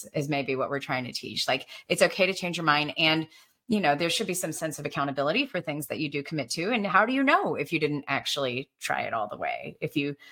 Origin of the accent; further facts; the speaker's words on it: Alabama, United States; I'm Asian, you know, growing up in Alabama, I looked different